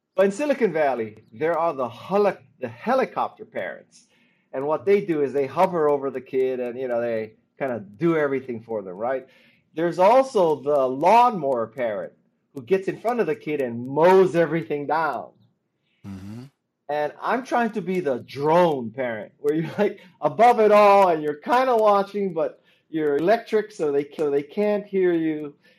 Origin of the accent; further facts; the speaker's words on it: Honolulu, Hawaii, United States; moved away as an adult; also born or lived in Stanford, California; I'm from Honolulu, and uh, I went to school on the mainland at, at Stanford